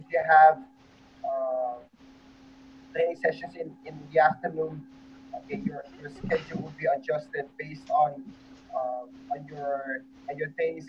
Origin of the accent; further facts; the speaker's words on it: Netherlands; now in Philippines; When I was when I was born and raised in the Netherlands